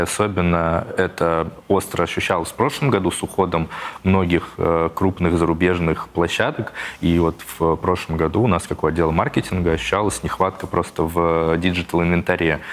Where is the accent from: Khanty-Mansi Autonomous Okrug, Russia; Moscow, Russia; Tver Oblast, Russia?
Tver Oblast, Russia; moved away; я вот из Тверского региона, и если где-то приезжаю к э, родителям